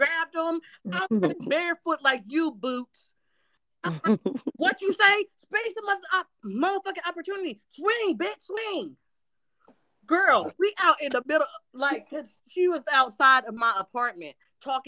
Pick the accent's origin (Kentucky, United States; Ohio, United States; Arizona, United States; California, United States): Ohio, United States; now in Tennessee, United States; I live in Tennessee, but I'm from Ohio